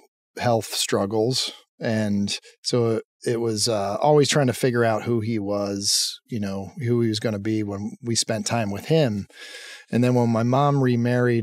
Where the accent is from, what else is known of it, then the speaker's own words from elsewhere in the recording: Lancaster, Pennsylvania, United States; I grew up in Pennsylvania in a town called Lancaster.